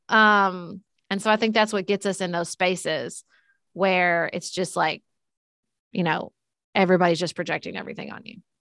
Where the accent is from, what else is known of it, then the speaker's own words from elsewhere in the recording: Paducah, Kentucky, United States; I ran for city commission in my hometown of P, Paducah, Kentucky.